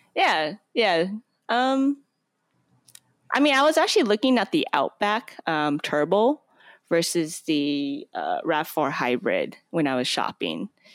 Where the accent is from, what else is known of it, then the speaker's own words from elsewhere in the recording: Portland, Oregon, United States; moved away as an adult; now in Bay Area, United States; I'm from Portland, Oregon, and that's where it's at. So, my, my dad used to work for Intel, so I grew up